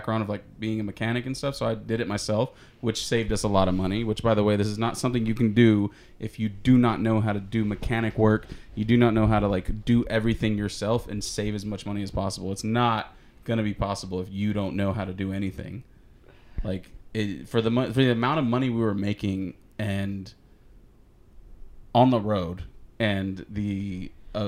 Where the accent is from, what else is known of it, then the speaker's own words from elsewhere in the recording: Houston, Texas, United States; moved away; We're from Houston.